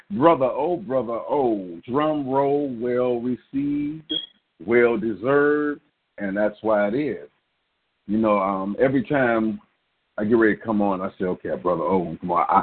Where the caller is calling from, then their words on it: Kankakee, Illinois, United States; I'm calling from Kankakee, Illinois.